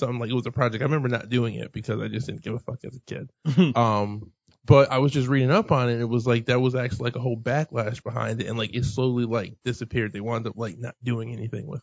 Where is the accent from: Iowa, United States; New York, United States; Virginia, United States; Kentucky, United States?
New York, United States; us New Yorkers